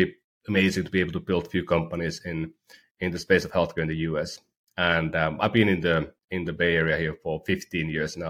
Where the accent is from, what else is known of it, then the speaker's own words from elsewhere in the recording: Oulu, North Ostrobothnia, Finland; University of Oulu, my hometown university